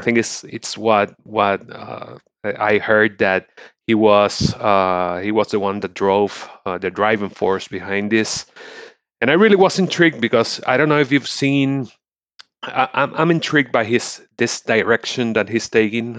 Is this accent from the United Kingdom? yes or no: no; Puerto Rico; I'm from Puerto Rico.